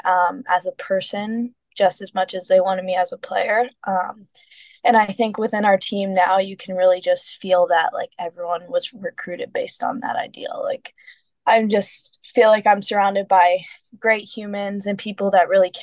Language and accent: English; Florida, United States; I'm from Florida.